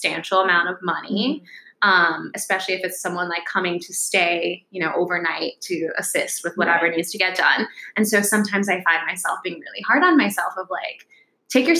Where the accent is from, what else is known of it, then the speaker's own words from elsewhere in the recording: New York City, New York, United States; also born or lived in Connecticut; I grew up in the Bronx, and I lived there until I was 13